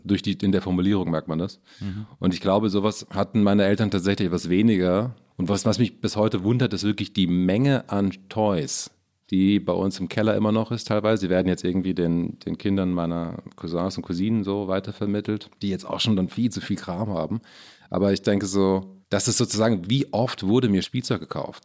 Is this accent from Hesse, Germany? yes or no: yes; Maintal, Hesse, Germany; also born or lived in Frankfurt am Main; now in Berlin, Germany; geboren in Frankfurt am Main, aufgewachsen in Maintal Ost.